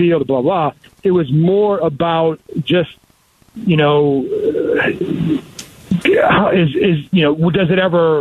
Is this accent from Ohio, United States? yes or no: yes; Cleveland, Ohio, United States; moved away; I grew up in Cleveland